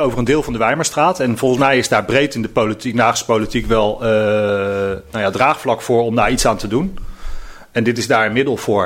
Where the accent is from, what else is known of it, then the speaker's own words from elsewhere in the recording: The Hague, South Holland, Netherlands; ik ben geboren en getogen in Eskamp, in dit uh, deel van, uh, van Den Haag